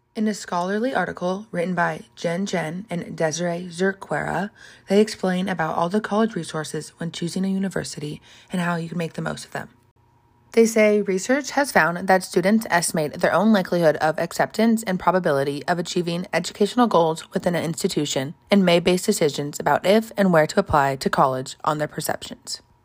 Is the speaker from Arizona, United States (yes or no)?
yes; Scottsdale, Arizona, United States; I'm an Arizona native, born and raised in Scottsdale